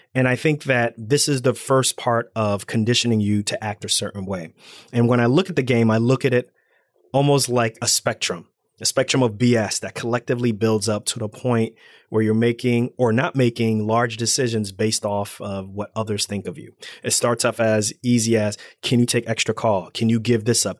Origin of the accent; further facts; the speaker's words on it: Irvington, New Jersey, United States; I'm African American. I'm from Irvington, New Jersey